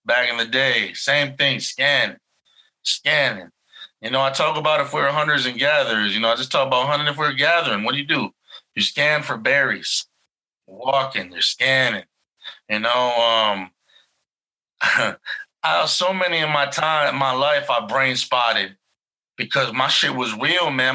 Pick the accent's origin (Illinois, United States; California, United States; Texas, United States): Illinois, United States; Chicago; I'm from Chicago